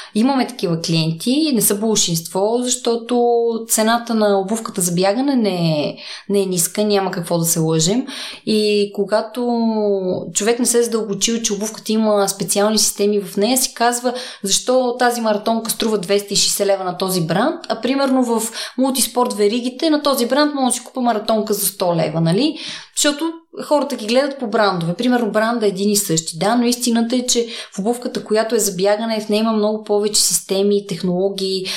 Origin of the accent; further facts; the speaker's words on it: Sandanski, Blagoevgrad Province, Bulgaria; now in Sofia, Bulgaria; Аз съм от Сандански